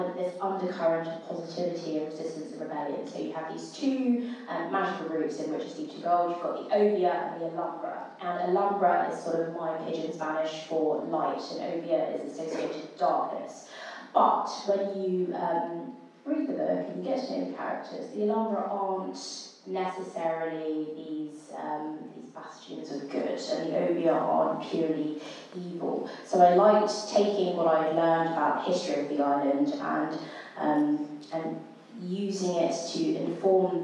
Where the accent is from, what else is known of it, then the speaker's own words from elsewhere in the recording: England, United Kingdom; I grew up in England